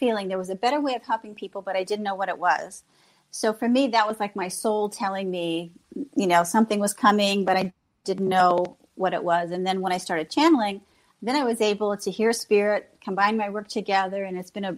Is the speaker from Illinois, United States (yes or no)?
yes; Galesburg, Illinois, United States; also born or lived in Lakeland, Florida; I moved back to Illinois, to my hometown here in Galesburg, Illinois